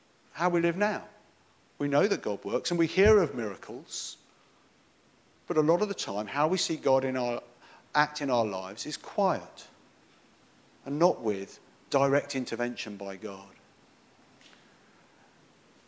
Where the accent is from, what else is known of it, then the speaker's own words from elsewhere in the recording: Lingfield, England, United Kingdom; I came from Limfield. As you heard, I grew up here.